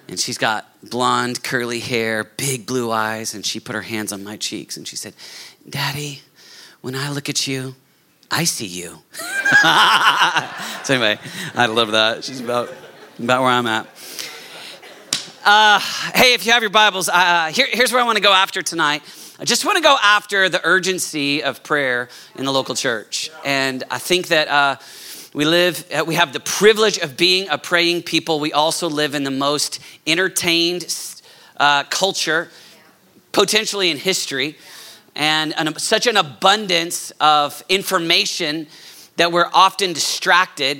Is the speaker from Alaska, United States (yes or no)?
no; Oklahoma City, Oklahoma, United States; moved away as an adult; I'm actually from Oklahoma City